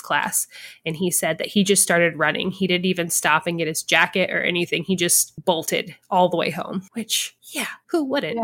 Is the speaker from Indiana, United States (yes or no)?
yes; Hartford City, Indiana, United States; we grew up in Hartford City